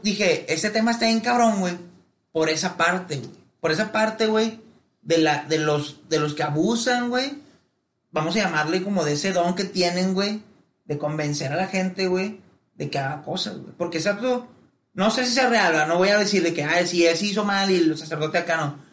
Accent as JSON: {"language": "Spanish", "town": "Monterrey", "region": "Nuevo León", "country": "Mexico", "said": "en Monterrey somos la mera verga"}